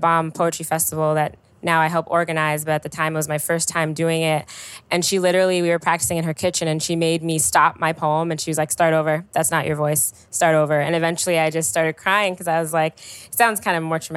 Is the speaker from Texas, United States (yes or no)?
no; Chicago, Illinois, United States; I'm from the South Side, and my high school was my first time spending a lot of time further north